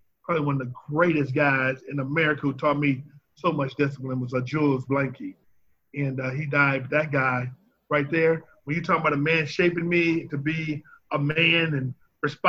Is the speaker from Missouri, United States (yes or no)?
yes; St. Louis, Missouri, United States; I grew up in the Dawes Webby Housing Projects, right on 14th Street. So if you're familiar with St. Louis